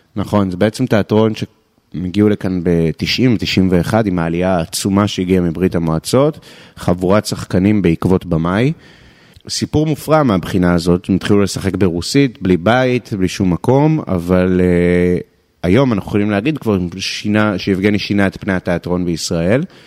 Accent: Israel; אנחנו כישראלים

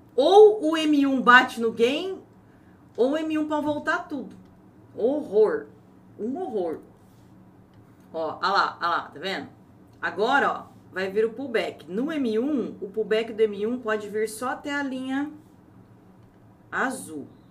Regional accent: Ourinhos, São Paulo, Brazil; Se eu nasci em Ourinhos, estado de São Paulo, não sou brasileira?

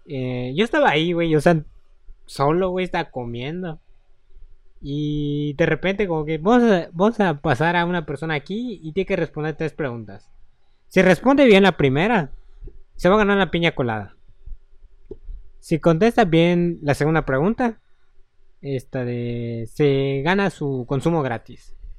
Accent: Mérida, Yucatán, Mexico; De aquí de Mérida

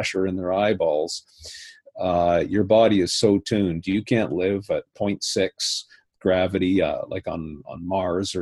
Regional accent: Canada; I was invited with another Canadian as the Canadian delegates

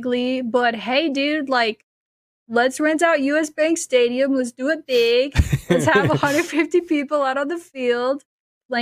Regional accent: Minnesota, United States; I'm from Minnesota.

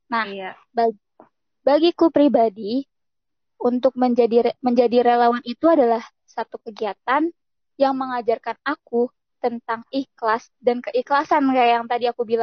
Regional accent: Jakarta, Indonesia; aku di sana kan aku dari Jakarta asalnya. Ketika aku tiba di da suatu daerah merasakan banget perbedaannya sih sama di kota sama di sana.

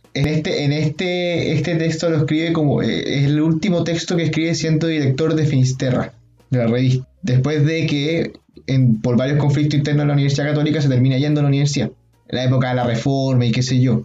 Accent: Chile; nosotros como chilenos

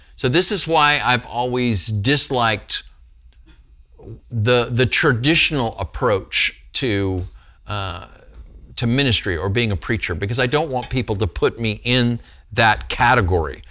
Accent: Texas, United States; I'm from Texas. We eat meat here in Texas.

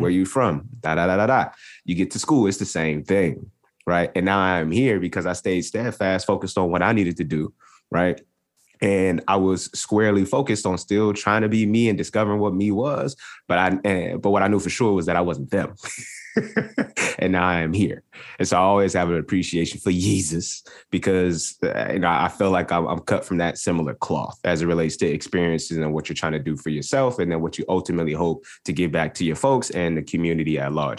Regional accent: North Carolina, United States; I'm from North Carolina

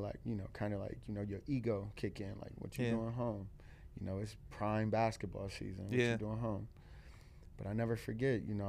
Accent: Akron, Ohio, United States; born or raised there; now in Cleveland, United States

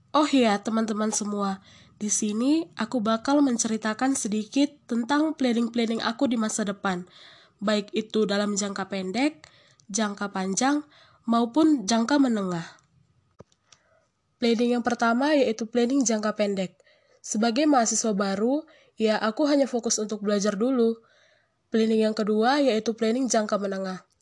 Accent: North Sumatra, Indonesia; moved away as an adult; now in Lampung, Indonesia; Aku sih berasal dari Sumatera Utara. Ya, cukup lumayan jauh sih untuk ke Lampung, tetapi aku harus mencoba untuk merantau meskipun susah sih untuk jauh dari orang tua.

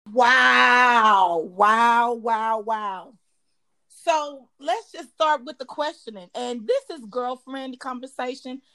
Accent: Dallas, Texas, United States; also born or lived in Austin, Texas; now in Houston, United States; I was born in Austin, raised in Dallas, and now live in Houston.

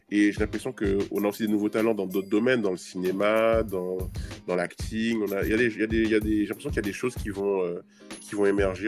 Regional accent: Trois-Rivières, Guadeloupe; moved away; also born or lived in Gourbeyre, Guadeloupe; je suis de Trois-Rivières. Euh, alors, j'ai grandi à Gourbert

